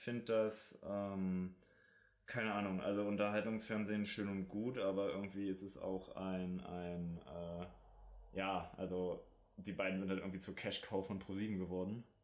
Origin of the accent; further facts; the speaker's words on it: Germany; wir auch als Deutsche